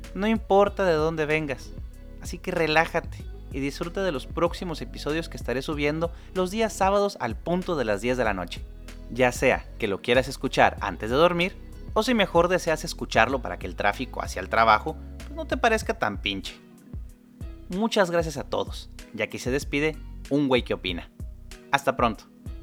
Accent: Mexico

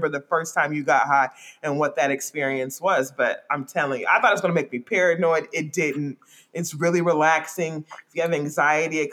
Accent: Bay Area, California, United States; also born or lived in Canada / Louisiana; I'm originally from Southern California, but I pretty much grew up in the Bay Area

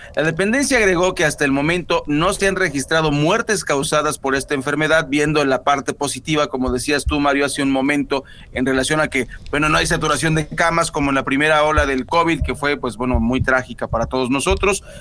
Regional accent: Mexico; como somos los mexicanos

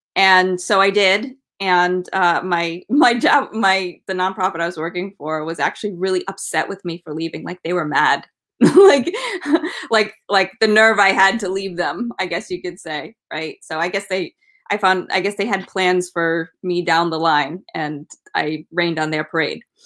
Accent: Rhode Island, United States; I grew up in Rhode Island

